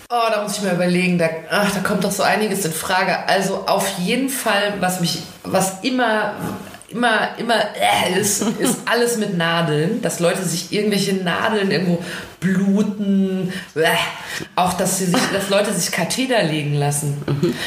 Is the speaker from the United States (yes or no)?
yes; United States; uns Amerikanern